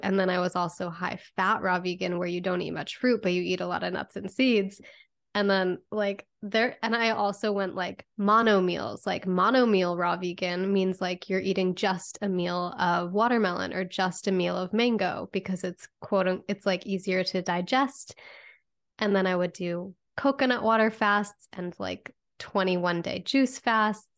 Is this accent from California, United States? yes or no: no; Connecticut, United States; I grew up in Connecticut